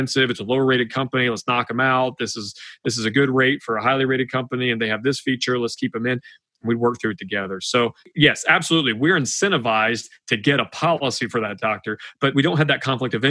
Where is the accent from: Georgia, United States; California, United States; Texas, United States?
Georgia, United States; I'm from Georgia